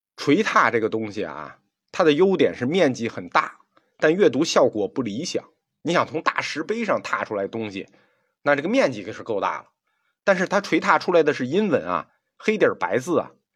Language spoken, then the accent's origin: Chinese; China; 我们中国人民